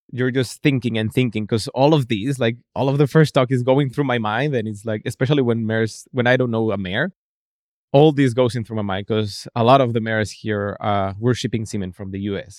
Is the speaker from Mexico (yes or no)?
yes; Mexico City, Mexico; moved away; I'm from Mexico City, so my dad is also a veterinarian